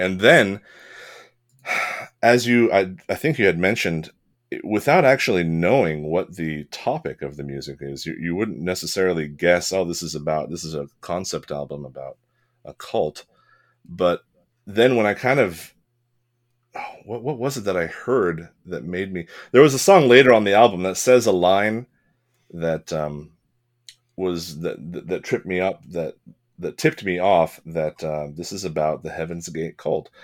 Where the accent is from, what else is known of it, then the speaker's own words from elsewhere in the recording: California, United States; I was born in California to, uh, an American father and an Italian mother